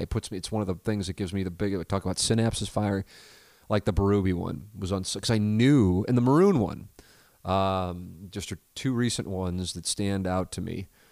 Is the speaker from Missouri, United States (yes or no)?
yes; St. Louis, Missouri, United States; also born or lived in Columbia, Missouri / Little Rock, Arkansas; to have worked nearly two decades in my hometown